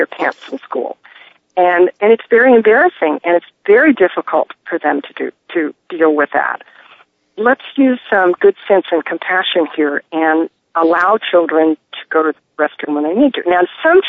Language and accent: English; Phoenix, Arizona, United States; I grew up in Phoenix